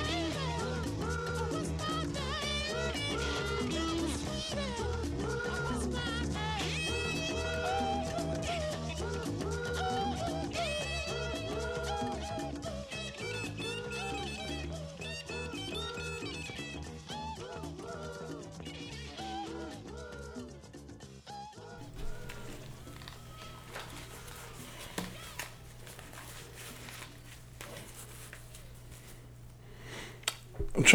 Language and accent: English; New York, United States; Growing up in New York